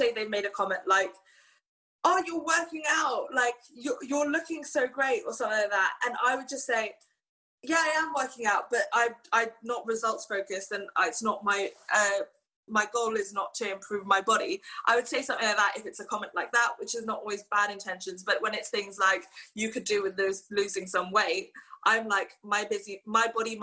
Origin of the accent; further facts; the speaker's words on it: Hong Kong; growing up in Hong Kong